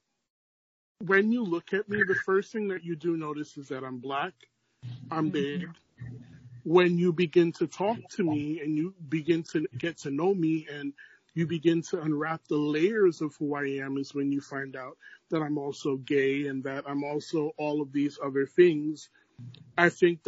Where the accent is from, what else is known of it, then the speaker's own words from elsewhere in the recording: New York City, New York, United States; Born and raised in Brooklyn, New York